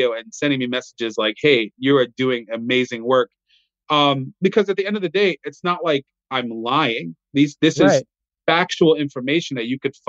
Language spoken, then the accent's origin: English; Puerto Rico; now in South Carolina, United States; I'm Puerto Rican